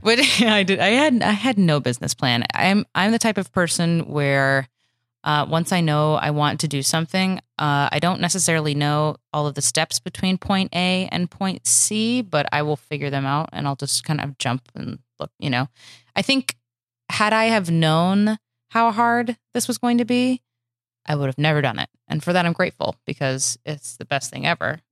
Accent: Michigan, United States; moved away as an adult; also born or lived in Chicago; now in Los Angeles, United States; I'm from Michigan.

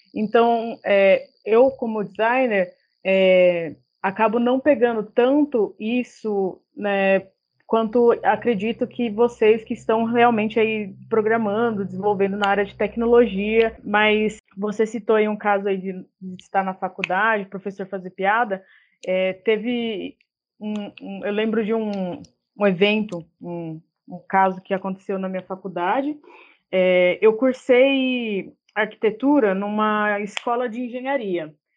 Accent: São Paulo, Brazil; moved away as an adult; now in Bauru, Brazil; sou de São Paulo, moro aqui em Bauru tem alguns anos já, vim fazer faculdade

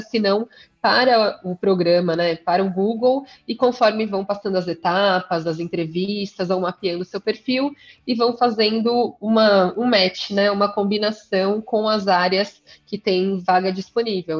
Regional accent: São Paulo, Brazil; eu sou paulistana, jornalista de formação, estudei aqui na Universidade de São Paulo

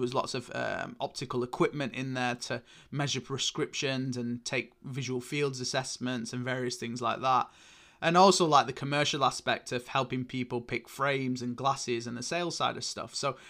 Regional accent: Oldham, North West England, United Kingdom; accent: northern; selling shoes and random bits in clothing in Oldham. You can probably tell hence from my northern accent here.

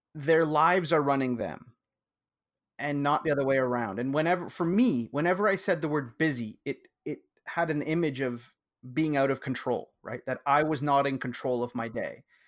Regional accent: Canada; I'm Canadian

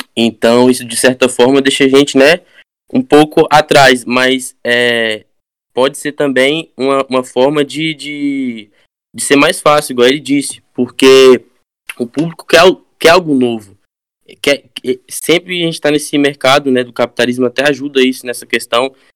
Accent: Arraias, Tocantins, Brazil; moved away; Eu venho de uma cidade quilombola do interior, do Tocantins, né? Ela tem quase 300 anos de, né, de cidade. Arraias Tocantins, eu venho, uma cidade quilombola.

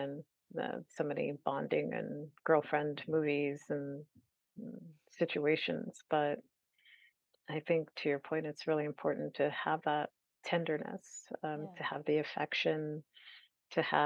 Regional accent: California, United States; as a Californian

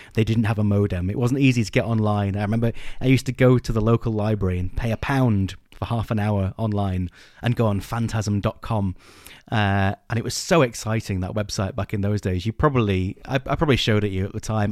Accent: England, United Kingdom; we're English

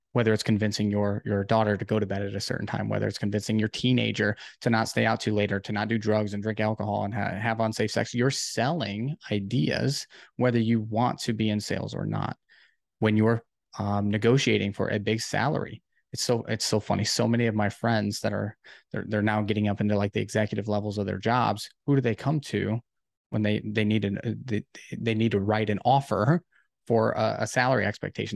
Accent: Ohio, United States; I'm actually from Ohio

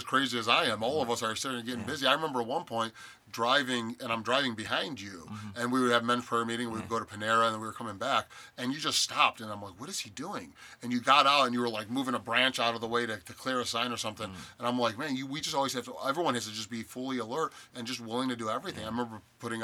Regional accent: Cleveland, Ohio, United States; I'm from Cleveland.

